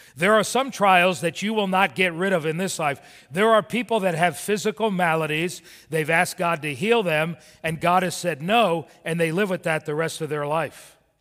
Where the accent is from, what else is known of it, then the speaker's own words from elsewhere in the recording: Miami, Florida, United States; also born or lived in Birmingham, Alabama; I was raised in Miami.